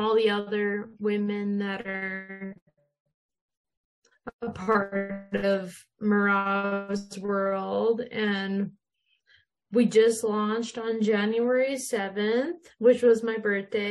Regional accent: Minot, North Dakota, United States; Yeah, so I grew up in Minot, North Dakota, so I'm in the States. I've lived here my whole life.

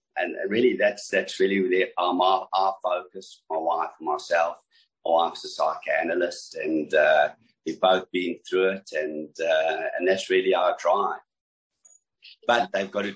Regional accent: South Africa; moved away as an adult; also born or lived in Johannesburg, South Africa; now in Australia; I'm originally from South Africa, been in Australia for the last 25 odd years. I grew up on a farm.

